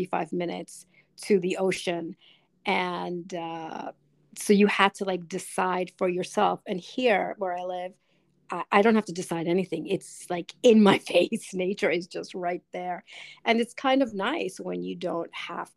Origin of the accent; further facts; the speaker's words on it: New York City, New York, United States; moved away; I grew up in New York City, so I grew up with concrete